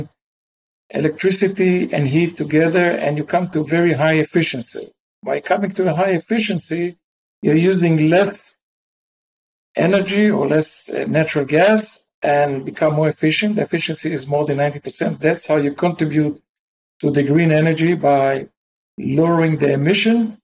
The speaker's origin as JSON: {"language": "English", "country": "Israel", "tie": "born or raised there", "also_born_or_lived": "Massachusetts", "said": "I grew up in Israel"}